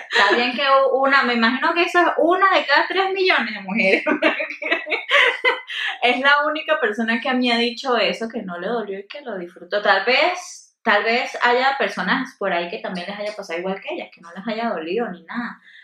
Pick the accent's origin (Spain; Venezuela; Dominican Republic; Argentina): Venezuela; donde yo soy de Venezuela